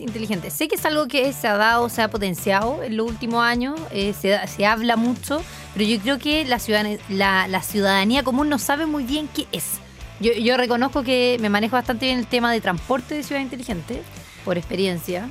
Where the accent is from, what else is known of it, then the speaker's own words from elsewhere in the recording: Santiago, Santiago Metropolitan Region, Chile; como santiaguinos, yo soy santiaguina